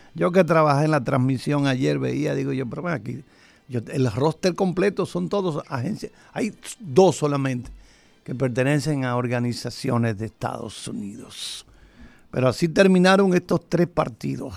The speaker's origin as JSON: {"language": "Spanish", "country": "Dominican Republic"}